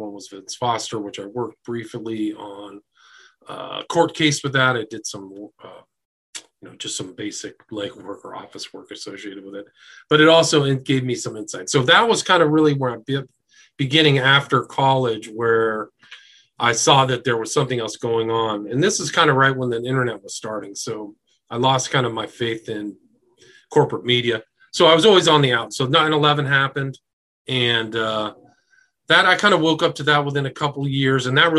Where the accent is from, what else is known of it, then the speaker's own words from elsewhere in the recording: Nebraska, United States; I spent 3 years in D.C. from 1995 to 98, and I was from Nebraska. I was very naive.